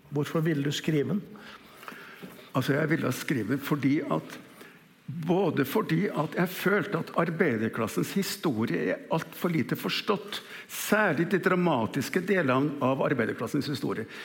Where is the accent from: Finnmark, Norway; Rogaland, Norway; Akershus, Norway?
Akershus, Norway; Kjeller; Så vokste jeg opp senere ved Kjeller flyfabrikk. Vi hadde, vi hadde tjenestebolig innpå fabrikken.